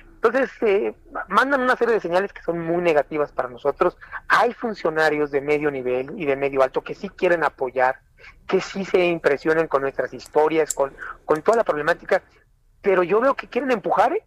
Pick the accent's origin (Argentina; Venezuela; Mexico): Mexico; San Cristóbal de las Casas, Chiapas; Soy desempleado, vengo de Chiapas, de San Cristóbal de las Casas